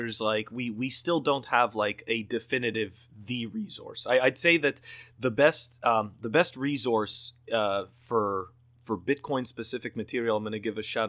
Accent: Canada; I come from Canada

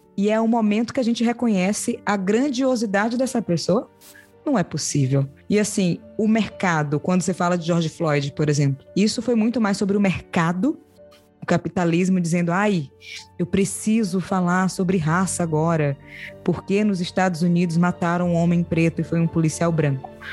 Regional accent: Salvador, Bahia, Brazil; Eu nasci em periferia, em Salvador.

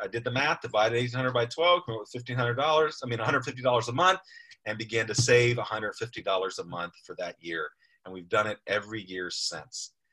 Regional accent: United States; We're American.

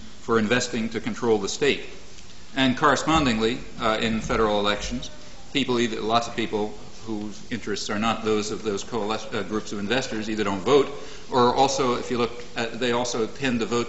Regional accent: Boston, Massachusetts, United States; the Boston Globe, my hometown

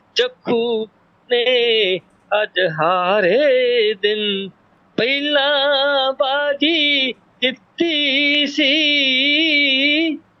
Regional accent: near Nakodar, Punjab, India; ਮੇਰਾ ਪਿੰਡ ਨਕੋਦਰ ਦੇ ਕੋਲ

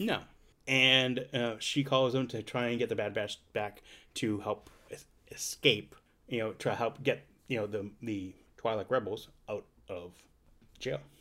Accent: Boston, Massachusetts, United States; accent: Boston; my Boston accent

